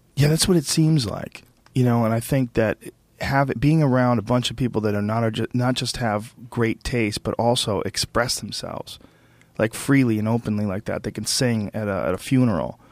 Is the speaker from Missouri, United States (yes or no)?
no; Boston, Massachusetts, United States; also born or lived in New Jersey; I was born in New Jersey, and I grew up in Boston